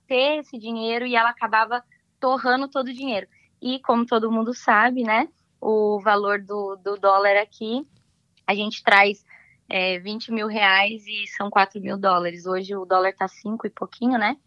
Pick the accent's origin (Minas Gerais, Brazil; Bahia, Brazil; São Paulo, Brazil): São Paulo, Brazil; São José dos Campos; moved away as an adult; now in United States; eu sou do estado de São Paulo, eu nasci na cidade de São José dos Campos